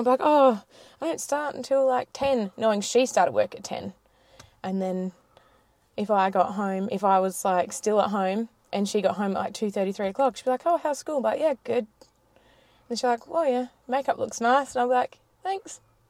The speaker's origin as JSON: {"language": "English", "town": "Mount Gambier", "region": "South Australia", "country": "Australia", "tie": "born or raised there", "also_born_or_lived": "United Kingdom", "said": "I grew up in Mount Gambier. I'm the youngest of four."}